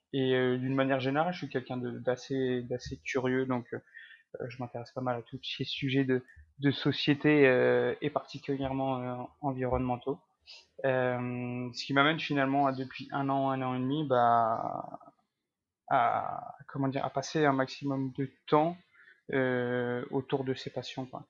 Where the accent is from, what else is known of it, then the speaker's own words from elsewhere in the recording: Lille, Hauts-de-France, France; also born or lived in Paris, France; Je suis originaire de, de Lille